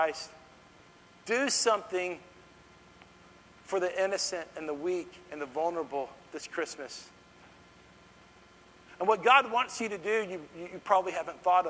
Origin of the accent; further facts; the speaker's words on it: Dallas, Texas, United States; I grew up in Dallas